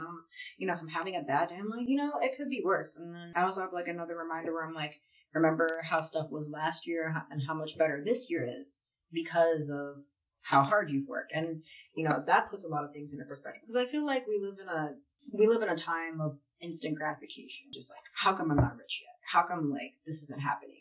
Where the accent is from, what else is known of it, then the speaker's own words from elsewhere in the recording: Philadelphia, Pennsylvania, United States; I grew up in West Philadelphia